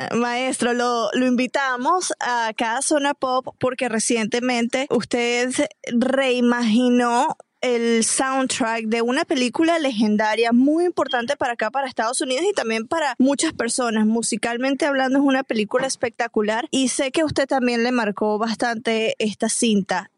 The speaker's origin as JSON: {"language": "Spanish", "country": "Venezuela", "moved": "yes", "lives_now": "United States", "said": "Yo soy venezolana."}